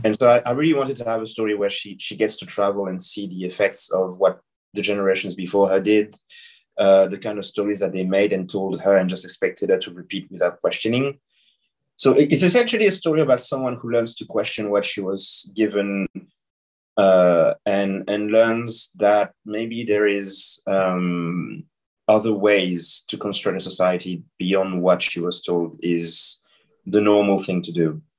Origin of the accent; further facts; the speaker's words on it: Senegal; I was I was born and I grew up in Senegal